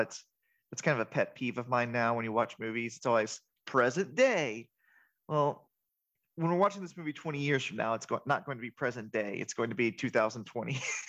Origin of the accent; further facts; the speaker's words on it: Atlanta, Georgia, United States; we're all from Atlanta